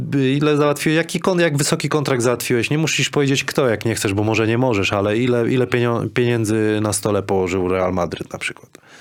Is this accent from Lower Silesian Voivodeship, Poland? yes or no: yes; Kuźniki, Lower Silesian Voivodeship, Poland; jako chłopak z Kuźnik